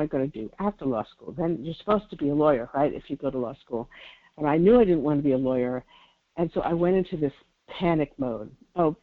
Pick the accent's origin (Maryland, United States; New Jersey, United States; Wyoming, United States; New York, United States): New York, United States; New York City; now in California, United States; I was born and raised in New York City